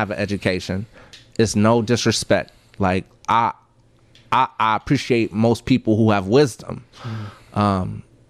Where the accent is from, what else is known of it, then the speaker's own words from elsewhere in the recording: Texas, United States; also born or lived in Richmond; I was born in Texas and I was raised somewhat in Texas, but I was back and forth from Richmond to Houston.